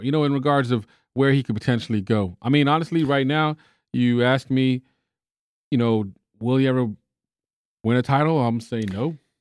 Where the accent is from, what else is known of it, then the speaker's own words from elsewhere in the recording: Texas, United States; I'm from Texas.